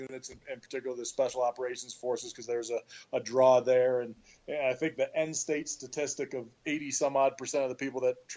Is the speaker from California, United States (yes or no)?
yes; Bay Area, California, United States; moved away as an adult; also born or lived in Syracuse, New York; I grew up in the Bay Area, California